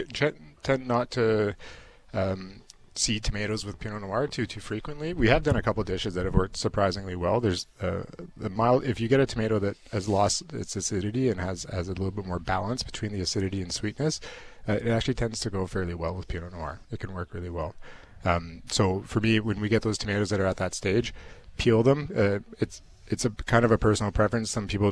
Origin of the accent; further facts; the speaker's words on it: Edmonton, Alberta, Canada; From Edmonton.